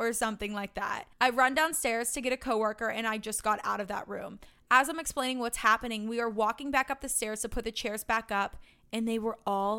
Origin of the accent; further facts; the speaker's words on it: St. Augustine, Florida, United States; I'm from St. Augustine, Florida, which prides itself on being the oldest city in the United States.